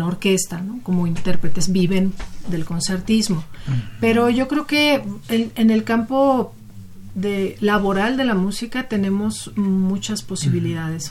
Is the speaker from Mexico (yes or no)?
yes; Sonora, Mexico; moved away as an adult; also born or lived in Mexico City; yo soy de Sonora, yo estudié la preparatoria allá